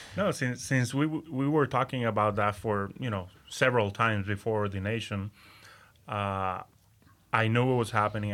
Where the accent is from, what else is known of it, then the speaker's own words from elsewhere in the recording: Aguadilla, Puerto Rico; first language Spanish; English is a second language; moved away as an adult; now in Central Florida, United States; I was, uh, born and raised in Aguadilla, Puerto Rico.